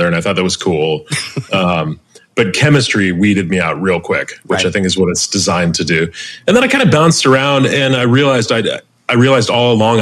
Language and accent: English; Chicago, Illinois, United States; my hometown, Chicago